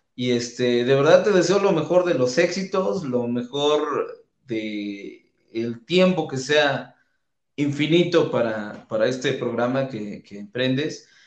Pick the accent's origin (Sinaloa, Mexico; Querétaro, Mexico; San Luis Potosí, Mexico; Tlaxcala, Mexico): Tlaxcala, Mexico; Calpulalpan; en Calpulalpan, donde es mi ciudad natal.